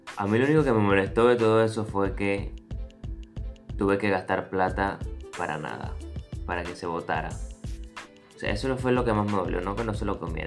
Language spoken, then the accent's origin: Spanish; Venezuela; moved away as an adult; yo me vine de Venezuela hace 5 años